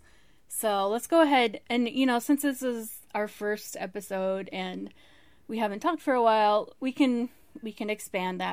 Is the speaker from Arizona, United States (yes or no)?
yes; Arizona, United States; I'm from Arizona.